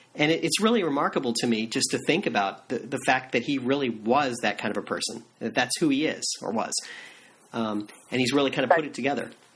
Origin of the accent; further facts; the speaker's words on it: Florida, United States; I grew up in Florida